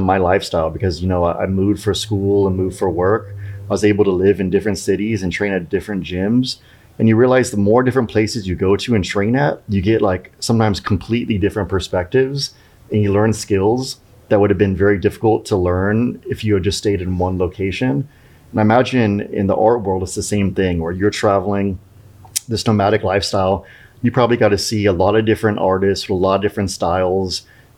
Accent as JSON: {"language": "English", "region": "California", "country": "United States", "tie": "born or raised there", "also_born_or_lived": "Reno, Nevada", "moved": "as an adult", "lives_now": "Austin, United States", "said": "growing up in California"}